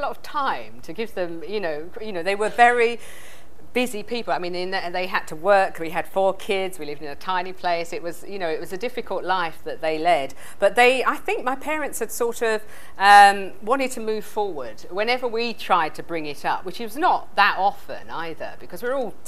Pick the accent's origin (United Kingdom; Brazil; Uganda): United Kingdom; England; I'm English